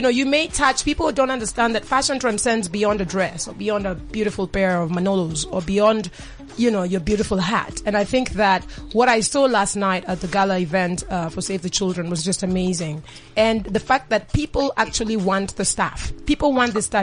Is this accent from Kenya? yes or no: yes; Kenya; I'm Kenyan